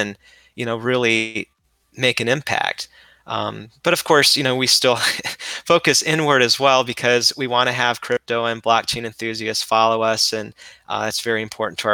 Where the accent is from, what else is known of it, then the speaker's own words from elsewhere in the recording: Ohio, United States; I'm from Ohio